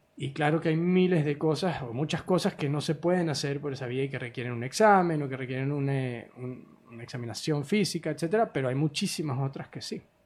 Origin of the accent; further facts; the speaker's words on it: Venezuela; moved away as an adult; also born or lived in United States; Yo soy venezolano originalmente